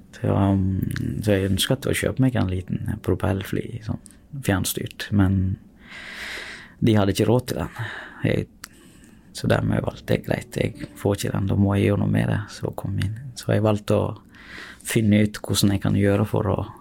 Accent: Sri Lanka; now in Norway; Jeg er opprinnelig fra Sri Lanka

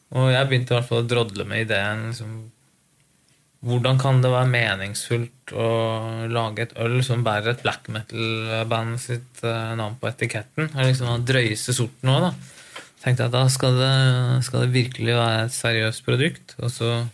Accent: Lillehammer, Innlandet, Norway; Lillehammer er jo liksom stedet hvor jeg vokste opp. Eller si, jeg er fra Gudbrandsdalen, så jeg gikk på skole

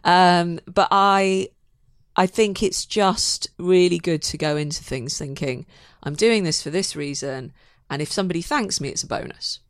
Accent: Manchester, North West England, United Kingdom; moved away as an adult; now in London, United Kingdom; I'm a Mancunian, so I was a, a northern girl trying to, trying to find my way in the south

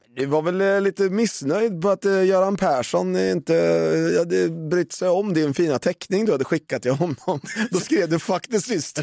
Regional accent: Valdemarsvik, Östergötland, Sweden; also born or lived in Norrköping; vi är från Valdemarsvik

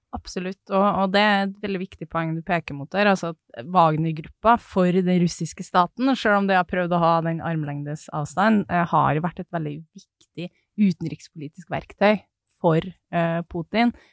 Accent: Snåsa, Trøndelag, Norway; moved away; Snåsa, um, som er der jeg er fra

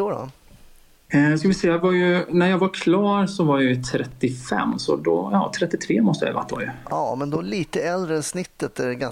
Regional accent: Skåne, Sweden; also born or lived in Borås; now in Lidköping, Sweden; Dels så är jag född och uppvuxen i Skåne faktiskt, även om inte det kanske hörs på dialekten på samma sätt längre. sen har jag gjort en liten tur till Borås bland annat och sen hamnat i Lidköping då.

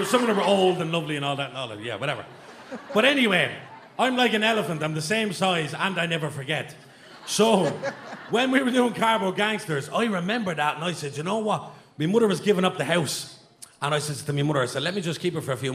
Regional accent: Dublin, Leinster, Ireland; I'm from Darndale

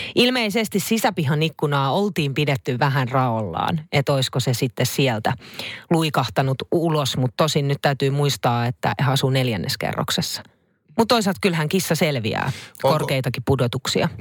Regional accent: Finland; me ollaan Suomesta

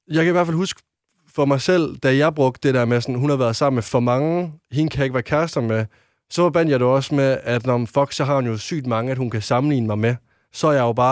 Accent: West Jutland, Denmark; nu kommer jeg fra Vestjylland og er en øh, dreng

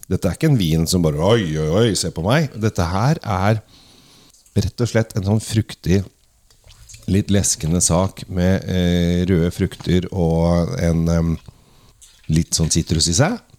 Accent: Oslo, Norway; men jeg er oppvokst på Sinsen. Oppvokst Sinsen, har godt forhold til det.

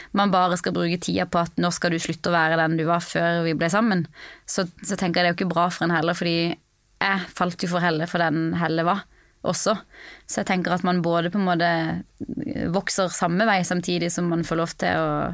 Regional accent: Norway; moved away as an adult; now in United States; jeg var hjemom i Norge

